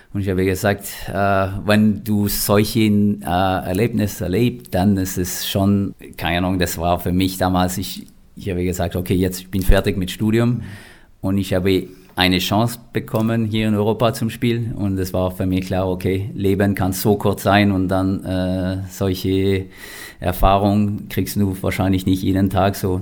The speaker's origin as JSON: {"language": "German", "town": "Lévis", "region": "Quebec", "country": "Canada", "tie": "born or raised there", "also_born_or_lived": "Western Canada", "first_language": "French", "second_language": "German", "moved": "as an adult", "lives_now": "Kempten, Germany", "said": "ich komme aus Levi. So Levi ist ungefähr wie Kempten, wo ich momentan wohne in Deutschland."}